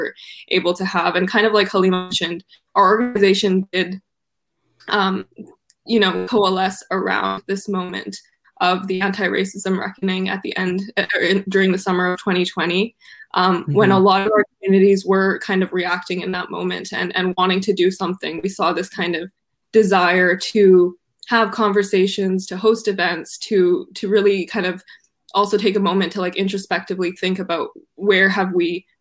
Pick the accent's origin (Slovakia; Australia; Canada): Canada; Vancouver, British Columbia; I'm from Canada, from Vancouver